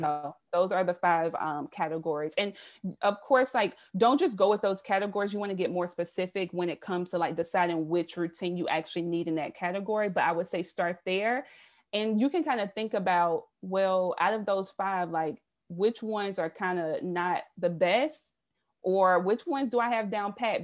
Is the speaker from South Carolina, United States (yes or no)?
yes; South Carolina, United States; moved away as an adult; now in Baltimore, United States; I'm originally from the South. I'm a Southern girl, born and raised in South Carolina.